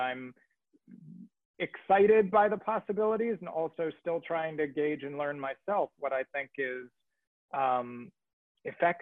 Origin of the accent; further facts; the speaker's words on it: New York, United States; moved away; I'm from New York